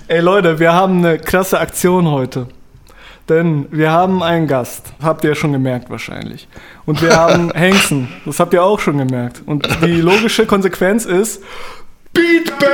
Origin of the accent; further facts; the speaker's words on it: Dortmund, North Rhine-Westphalia, Germany; bei uns in Dortmund